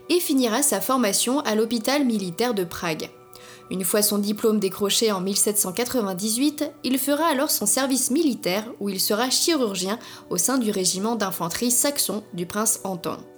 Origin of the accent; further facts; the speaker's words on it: Germany; accent: German; French is a second language; Oh et désolé pour mon accent allemand.